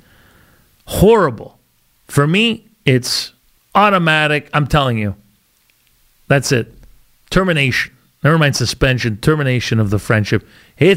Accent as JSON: {"language": "English", "country": "Canada", "said": "I'm Canadian too, but I have some culture in me"}